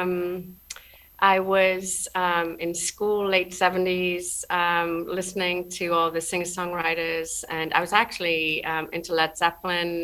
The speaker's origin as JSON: {"language": "English", "area": "near Newcastle upon Tyne", "region": "North East England", "country": "United Kingdom", "tie": "born or raised there", "moved": "yes", "said": "I was born near Newcastle upon Tyne, up in the northeast"}